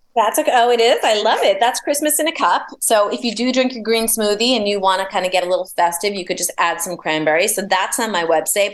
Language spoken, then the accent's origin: English; New York, United States; I'm a New Yorker